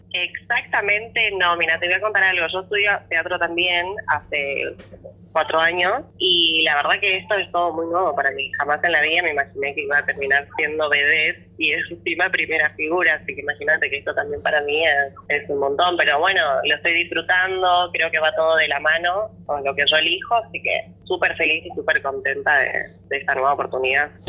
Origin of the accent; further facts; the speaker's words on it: Chaco, Argentina; moved away; soy chaqueña